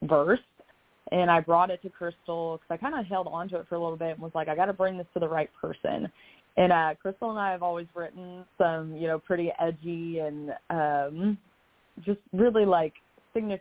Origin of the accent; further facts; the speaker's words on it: Kentucky, United States; now in Nashville, United States; Kentucky in general, because that is where I'm from, and I'm a Kentucky girl through and through, even if I did move away